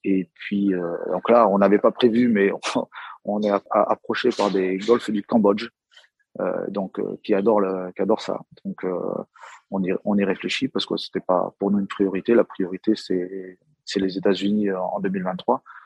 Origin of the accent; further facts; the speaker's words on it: Brittany, France; Moi, je suis breton